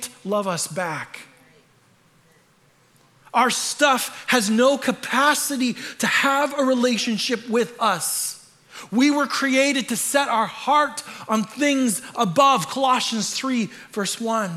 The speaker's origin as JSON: {"language": "English", "country": "Canada", "moved": "yes", "said": "I am Canadian, so I say that word weird"}